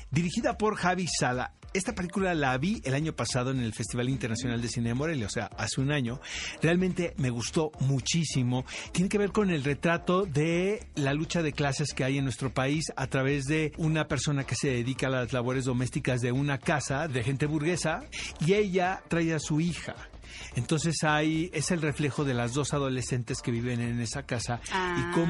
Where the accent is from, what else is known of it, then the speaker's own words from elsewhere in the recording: San Diego, California, United States; also born or lived in Tijuana, Mexico; Saben, yo crecí en San Diego y en Tijuana, entonces...